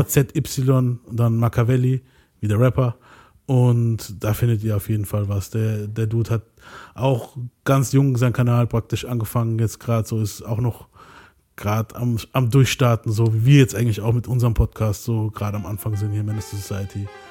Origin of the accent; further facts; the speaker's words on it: near Mannheim, Baden-Württemberg, Germany; ich bin hier aus ganz in der Nähe von Mannheim